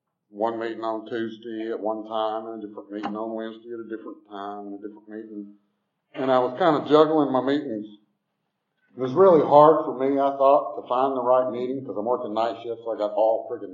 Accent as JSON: {"language": "English", "area": "Southwest DeKalb County", "region": "Georgia", "country": "United States", "tie": "born or raised there", "also_born_or_lived": "Tucker, Georgia", "said": "I grew up in Southwest DeKalb"}